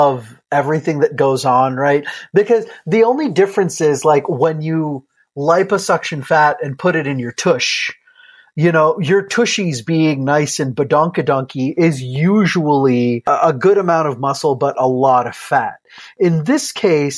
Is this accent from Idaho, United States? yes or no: no; Iowa, United States; I'm from Iowa